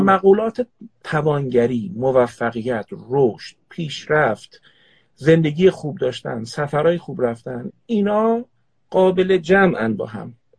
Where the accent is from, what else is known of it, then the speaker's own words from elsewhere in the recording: Tehran, Tehran Province, Iran; also born or lived in Qazvin; در حسنوات تهران به دنیا اومدم اصالتا خانواده پدریم قزوینی هستن